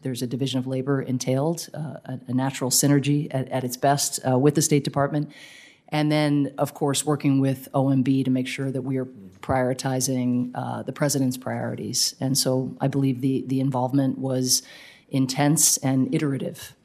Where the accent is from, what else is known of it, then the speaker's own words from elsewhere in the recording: United States; as an American